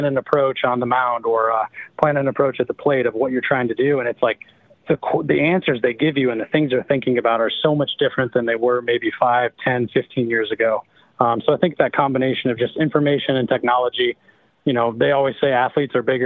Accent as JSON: {"language": "English", "region": "Midwest", "country": "United States", "tie": "born or raised there", "said": "I grew up in the Midwest."}